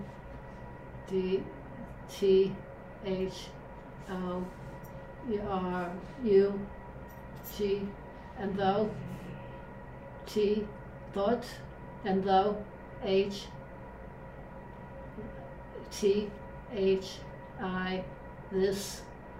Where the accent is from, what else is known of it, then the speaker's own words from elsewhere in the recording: New York, United States; moved away; we're from New York originally